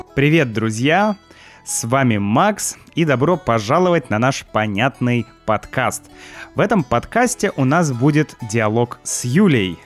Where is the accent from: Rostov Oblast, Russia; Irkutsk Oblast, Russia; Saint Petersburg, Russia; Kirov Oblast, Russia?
Saint Petersburg, Russia; мое детство в Санкт-Петербурге